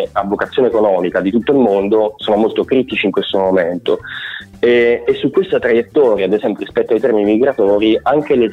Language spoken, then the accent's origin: Italian; Avellino, Campania, Italy; moved away as an adult; nato ad Avellino, {S0} okay, {S1} ho vissuto ad Avellino